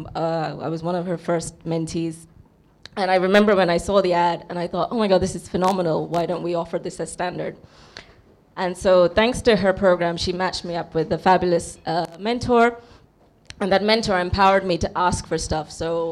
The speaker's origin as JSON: {"language": "English", "country": "India", "said": "my background is I'm an Indian"}